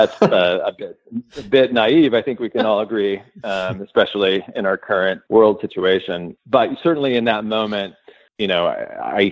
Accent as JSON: {"language": "English", "town": "Edwardsville", "region": "Illinois", "country": "United States", "tie": "born or raised there", "said": "I grew up just outside St. Louis, a small town, Edwardsville, Illinois"}